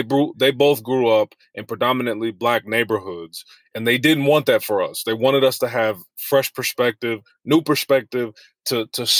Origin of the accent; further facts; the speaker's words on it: Westchester, New York, United States; I grew up in Westchester